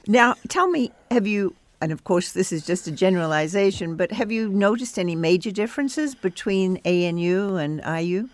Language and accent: English; Australia; As an Australian